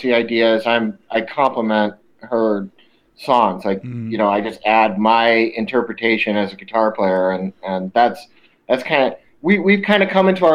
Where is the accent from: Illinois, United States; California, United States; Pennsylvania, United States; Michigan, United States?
Illinois, United States; Chicago; now in Los Angeles, United States; I was born in Chicago